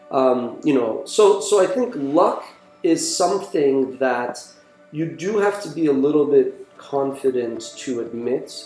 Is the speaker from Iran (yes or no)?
yes; Iran; now in Montreal, Canada; I was born in Iran in 1978